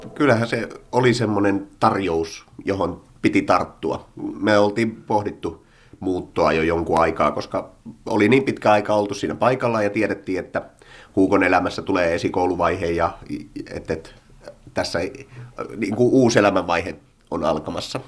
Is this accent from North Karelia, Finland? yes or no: no; Imatra, South Karelia, Finland; also born or lived in Pirkkala; now in Luumäki, Finland; Imatralta olen alun perin kotoisin